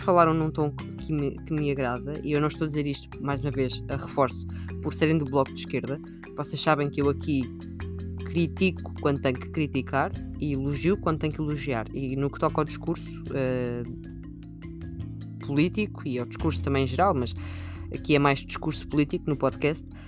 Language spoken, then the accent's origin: Portuguese; Sintra, Lisbon, Portugal; also born or lived in Almargem do Bispo; Eu não sou de muitos sítios, eu sou de Sintra